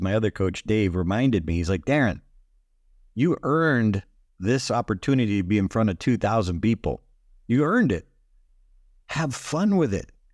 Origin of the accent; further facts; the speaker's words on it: Boston, Massachusetts, United States; I come from Boston, we call it times